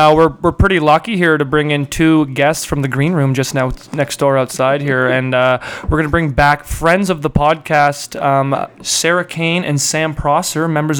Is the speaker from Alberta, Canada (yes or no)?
yes; Calgary, Alberta, Canada; I'm from Calgary, right?